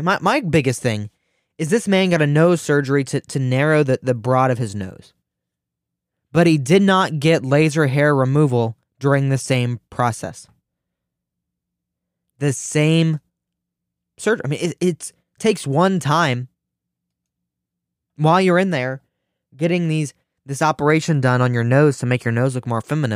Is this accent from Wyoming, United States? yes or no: no; Ohio, United States; the beautiful state of Ohio, my home state